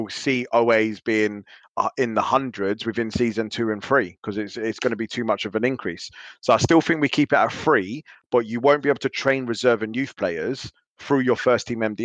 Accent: London, United Kingdom; I grew up in East London in block of flats, like proper run down.

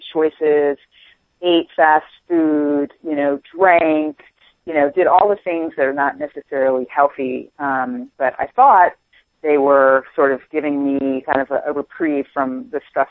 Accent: Washington, District of Columbia, United States; I grew up on the East Coast in Washington, D.C.

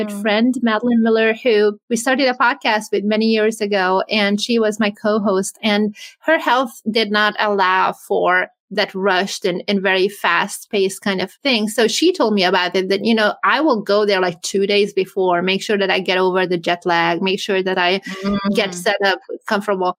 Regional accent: Hungary; also born or lived in California; now in Florida, United States; I'm from Hungary originally

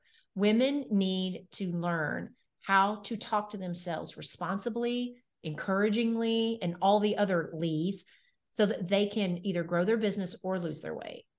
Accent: Nashville, Tennessee, United States; I am from Nashville, Tennessee. I am so born, cool, bred, and raised here.

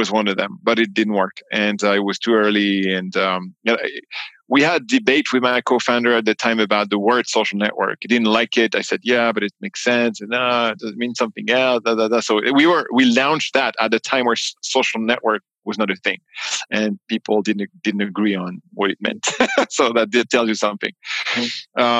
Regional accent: New York, United States; born there; also born or lived in France; citizen born in New York, so I also have the U.S. passport, which makes me a funny beast um, because I'm both American and French, which is a weird mix.

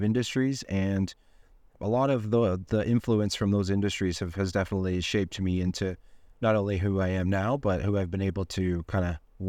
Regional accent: Ontario, Canada; I'm from Ontario, Canada, and I'm 39 years old

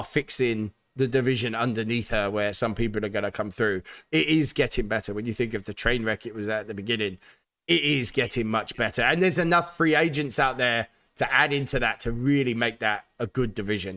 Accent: United Kingdom; as a Brit

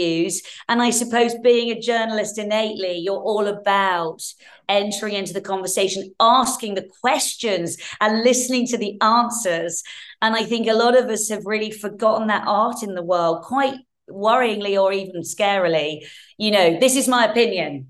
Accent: Hertfordshire, East of England, United Kingdom; I grew up in Hertfordshire, and my parents split when I was young.

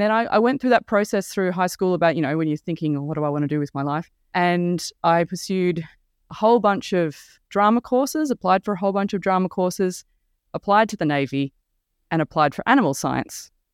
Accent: Mornington Peninsula, Victoria, Australia; I'm from the Mornington Peninsula, down where HMAS Cerberus is

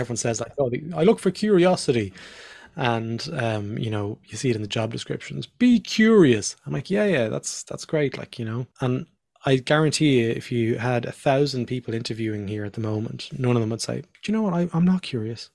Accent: Ireland; also born or lived in Australia; I'm Irish.

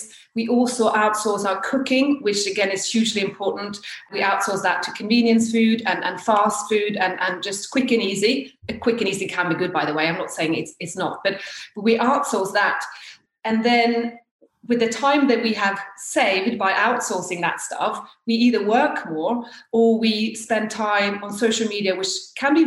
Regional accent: Norway; also born or lived in near Chichester, United Kingdom; now in Chichester area, United Kingdom; So I've actually lived here longer than I have in Norway. So yes, I'm from Norway.

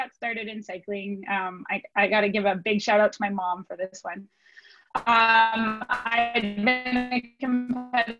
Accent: Calgary, Alberta, Canada; moved away; also born or lived in Ottawa; I'm actually originally from Calgary

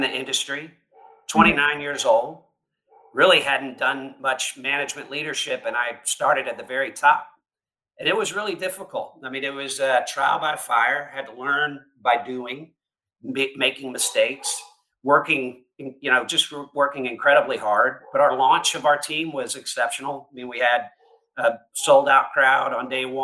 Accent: Georgia, United States; moved away as an adult; also born or lived in Greenville, South Carolina / Houston; I'm from the Peach State, great state of Georgia, and grew up there until I went to school at Clemson University

